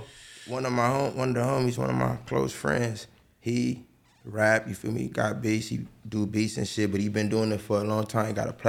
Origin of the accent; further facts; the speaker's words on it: Los Angeles, California, United States; right there on 69th and Broadway, the pink ones upstairs. That was my balcony, you feel me? From day zero, you feel me? Born and raised on that block. I probably moved from 69th when I was like 15